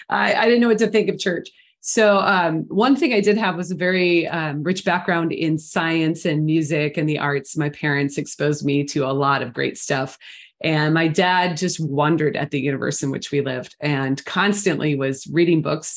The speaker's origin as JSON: {"language": "English", "town": "Portland", "region": "Oregon", "country": "United States", "also_born_or_lived": "the South", "moved": "yes", "lives_now": "Houston, United States", "said": "I actually grew up atheist. I grew up without church in my life. And I'm from the Portland, Oregon area. So I didn't grow up in with a culture of Christianity."}